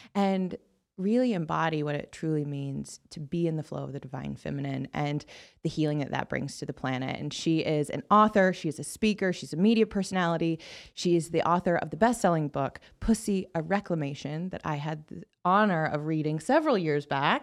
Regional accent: the Bible Belt, United States; I grew up in the Bible Belt

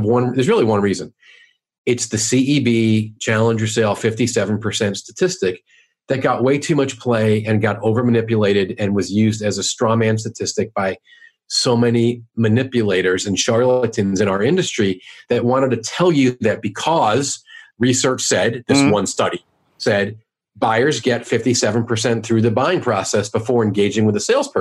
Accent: New York, United States; now in St. Louis, United States; I'm from New York

